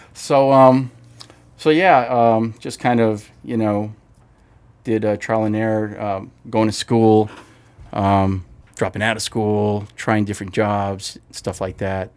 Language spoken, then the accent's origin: English; Maywood, California, United States; also born or lived in Bellflower, California; now in Whittier, United States; I was born in Kaiser Bellflower, where my kids were born, but I was raised in Maywood.